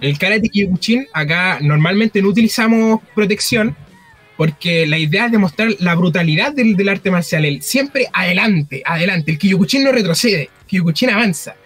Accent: Penco, Biobío, Chile; soy de Penco.

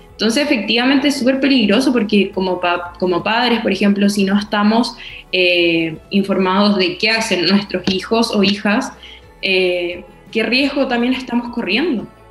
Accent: Concepción, Biobío, Chile; soy de Conce y te tratan mal por eso

